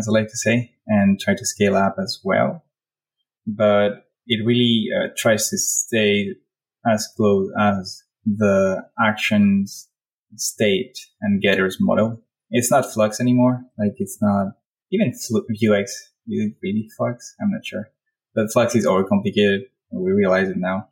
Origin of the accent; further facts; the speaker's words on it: Spain; now in Paris, France; I live in Paris, I'm from Spain